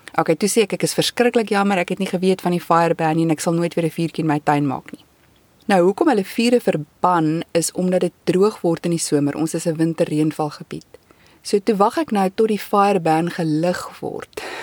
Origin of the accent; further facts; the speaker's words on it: South Africa; moved away as an adult; now in Canada; ek as 'n Suid-Afrikaner